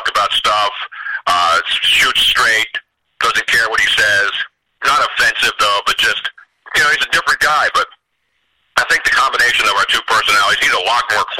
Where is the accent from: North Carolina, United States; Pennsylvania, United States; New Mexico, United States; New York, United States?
Pennsylvania, United States; Philadelphia; I was a young teenager growing up in South Philly